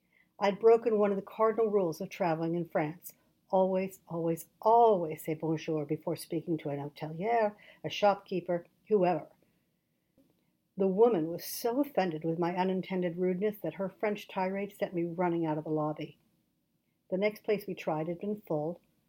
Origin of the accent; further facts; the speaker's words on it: England, United Kingdom; born there; also born or lived in Canada / California; I was born in England, Nancy in Turkey, to parents who were English through and through.